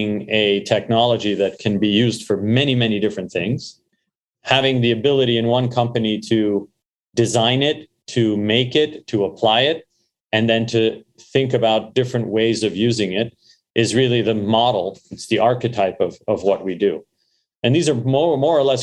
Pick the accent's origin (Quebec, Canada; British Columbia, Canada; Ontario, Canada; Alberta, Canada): Quebec, Canada; Montreal; born or raised there; also born or lived in Beirut, Lebanon / London, England; now in United States